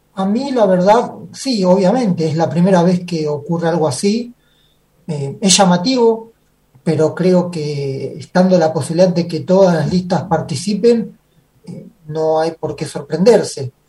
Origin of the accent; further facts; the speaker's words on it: Banfield, Buenos Aires Province, Argentina; yo soy de acá de Banfield, pero no de Banfield que vengo a Banfield, yo soy de Banfield de Banfield.